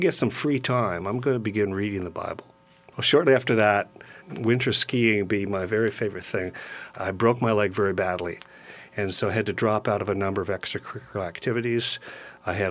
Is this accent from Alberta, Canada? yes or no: no; Brockville, Ontario, Canada; now in London, Canada; I grew up in Brockville, Ontario, on the St. Lawrence River.